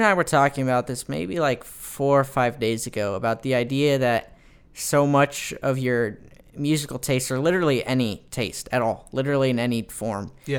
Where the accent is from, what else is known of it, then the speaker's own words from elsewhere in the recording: Fullerton, California, United States; I am. I'm from the West Coast, Southern California, Orange County, Fullerton, California, represent.